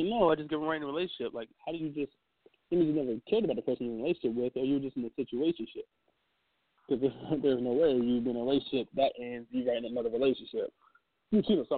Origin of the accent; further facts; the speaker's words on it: Virginia, United States; I'm from Virginia